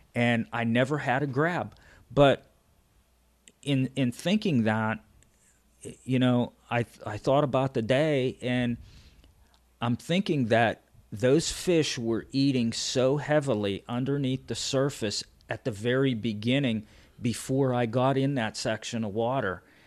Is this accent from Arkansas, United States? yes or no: no; Pennsylvania, United States; I'm from Pennsylvania